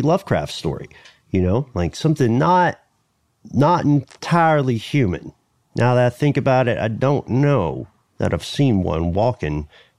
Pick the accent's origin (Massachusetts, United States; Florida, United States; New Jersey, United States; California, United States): California, United States; Los Angeles; okay, I'm from Los Angeles, bro.